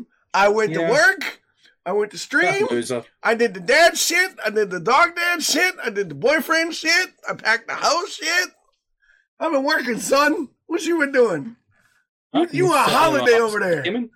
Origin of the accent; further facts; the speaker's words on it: Michigan, United States; I grew up in the Northwood. I grew up in fucking Upper Michigan. Trust me.